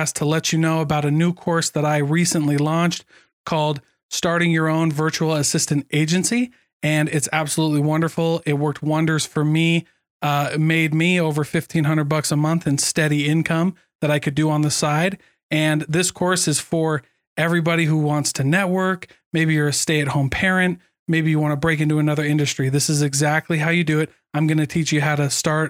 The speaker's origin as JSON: {"language": "English", "region": "Iowa", "country": "United States", "tie": "born or raised there", "said": "I grew up in Iowa and we lived right next to Nauvoo, Illinois"}